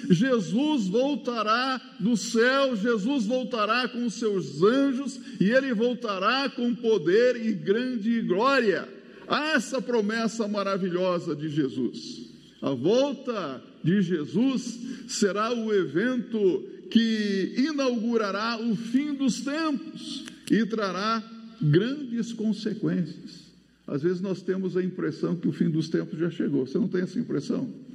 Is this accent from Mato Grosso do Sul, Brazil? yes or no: yes; Mato Grosso do Sul, Brazil; moved away; eu sou lá do Mato Grosso do Sul